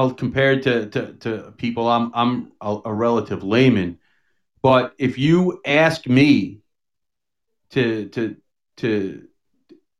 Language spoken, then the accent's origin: English; United States; as an American